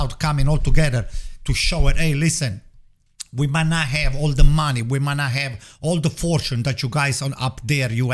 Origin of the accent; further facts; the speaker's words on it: Southern Italy, Italy; moved away; most of the southerners like us, we have to just move